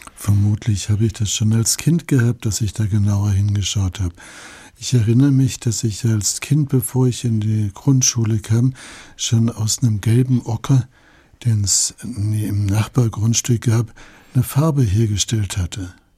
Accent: Allgäu, Germany; bei uns im Allgäu

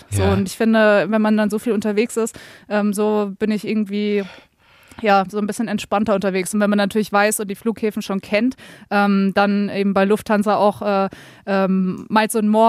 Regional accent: Darmstadt, Hesse, Germany; also ich komme ja aus Darmstadt.

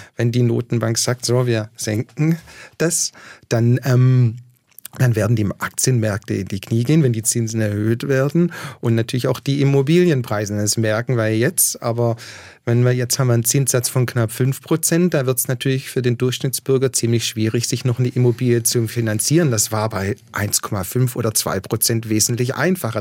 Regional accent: Waiblingen, Baden-Württemberg, Germany; moved away as an adult; also born or lived in Australia; ich bin aus Weiblingen

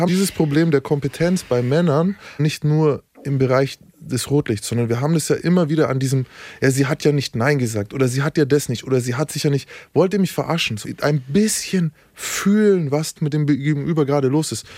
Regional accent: Nuremberg, Bavaria, Germany; ich bin Nürnberger, wir haben ein fucking Delfinarium

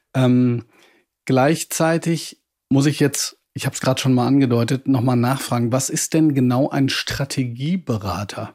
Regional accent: Ruhr area, North Rhine-Westphalia, Germany; ich komme nämlich auch aus dem Ruhrgebiet

